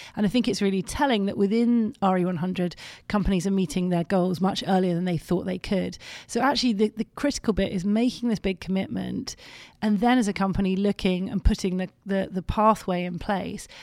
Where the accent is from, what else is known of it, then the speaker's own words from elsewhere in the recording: London, United Kingdom; I come from London